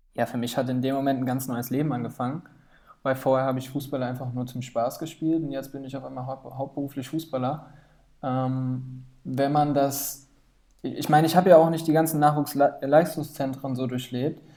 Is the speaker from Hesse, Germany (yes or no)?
yes; Limburg an der Lahn, Hesse, Germany; hier aus Limburg, wo ich herkomme